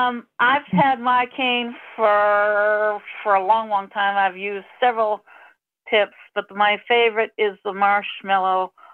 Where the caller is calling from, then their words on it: Falmouth, Massachusetts, United States; calling from Falmouth, Massachusetts on Cape Cod.